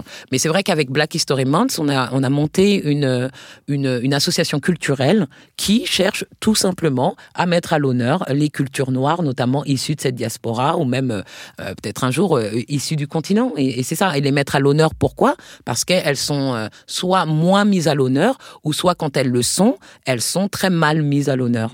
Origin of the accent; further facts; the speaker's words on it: Paris, Île-de-France, France; moved away as an adult; also born or lived in New York, United States; j'avais grandi en France, je suis née à Paris